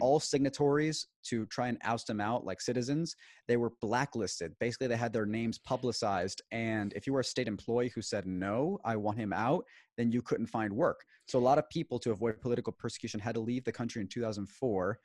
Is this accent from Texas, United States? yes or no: yes; Houston, Texas, United States; also born or lived in Maracaibo, Venezuela; I was born in the United States, namely Houston, Texas